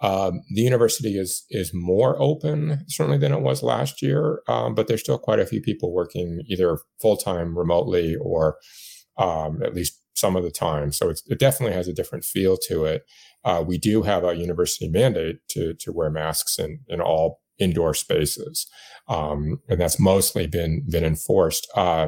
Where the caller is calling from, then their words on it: Blacksburg, Virginia, United States; So I'm in Blacksburg, where the main Virginia Tech campus is, which is a university town in a fairly rural part of Southwest Virginia.